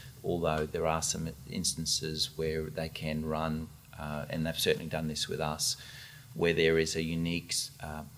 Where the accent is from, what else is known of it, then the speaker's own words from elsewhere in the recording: Brisbane, Queensland, Australia; also born or lived in Madrid, Spain; although I was born in Spain, pretty much Australia is my home, I've spent all my life here